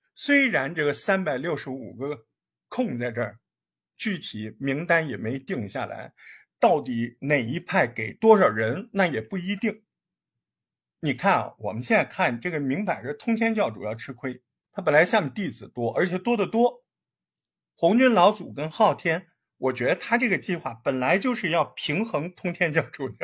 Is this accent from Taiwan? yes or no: no; China; 咱们也是中国人